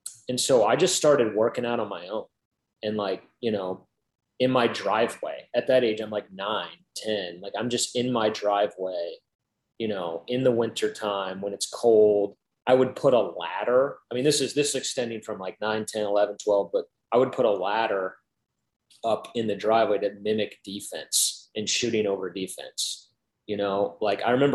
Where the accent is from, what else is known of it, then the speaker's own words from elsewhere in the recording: Indiana, United States; growing up in Indiana